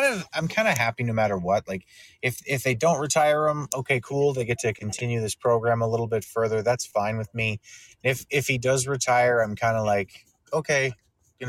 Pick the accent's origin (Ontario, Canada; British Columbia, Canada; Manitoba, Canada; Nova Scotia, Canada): Manitoba, Canada; Winnipeg; I'm a Canadian named … from Winnipeg.